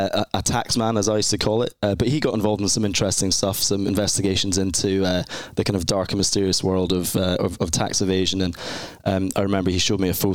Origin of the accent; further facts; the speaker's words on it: Edinburgh, Scotland, United Kingdom; I'm from Scotland in the UK, specifically in Scotland, Edinburgh, which is the capital city. A lovely, lovely place, a real fairy tale city to kind of grow up and live in.